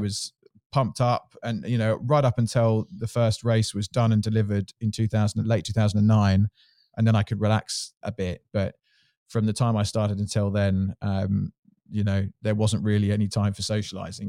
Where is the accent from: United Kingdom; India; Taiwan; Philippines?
United Kingdom; Surrey, South East England; I grew up in Surrey